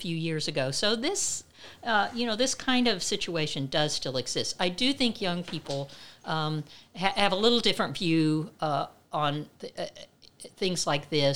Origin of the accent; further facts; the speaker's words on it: Midwest, United States; I grew up in the Midwest